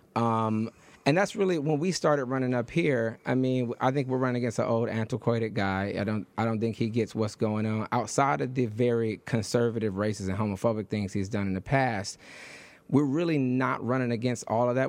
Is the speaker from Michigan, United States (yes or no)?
yes; Detroit, Michigan, United States; also born or lived in Harlem, New York; now in New York, United States; I was born, I was raised in Detroit